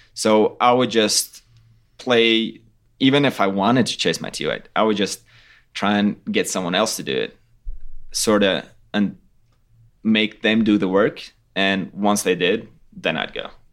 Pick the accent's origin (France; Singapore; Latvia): Latvia; we're from Latvia, it's totally flat